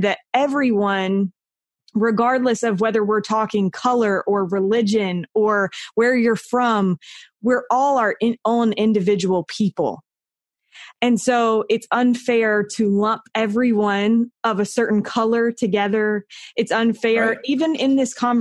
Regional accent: North Carolina, United States; moved away as an adult; now in Utah, United States; I grew up in North Carolina and I've lived in Utah for the last 10-ish years

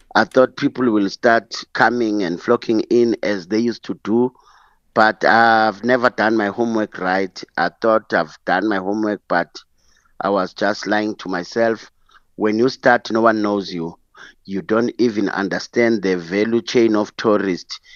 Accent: Soweto, Gauteng, South Africa; also born or lived in Eastern Cape; I grew up in Soweto, and I was fortunate to s, grow up and, or study in Eastern Cape

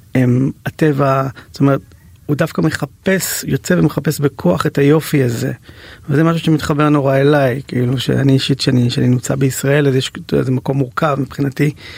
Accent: Ra'anana, Central District, Israel; בתור ילד שגדל באייטיז ברעננה

